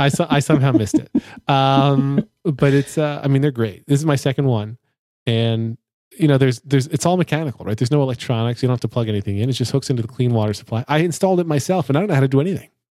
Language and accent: English; United States; I'm an American